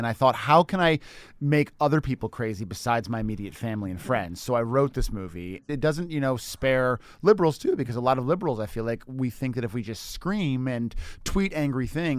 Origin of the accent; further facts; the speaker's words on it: Chicago, Illinois, United States; I'm from Chicago.